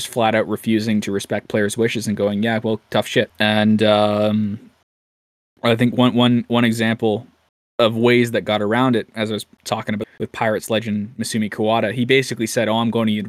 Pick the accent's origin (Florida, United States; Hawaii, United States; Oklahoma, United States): Hawaii, United States; I'm from Hawaii, but I grew up a diehard Hawks fan.